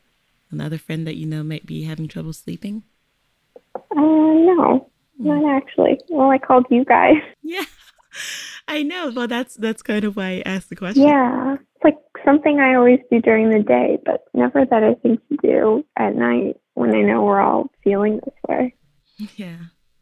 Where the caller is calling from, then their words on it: Westchester, New York, United States; I'm calling from Westchester, New York.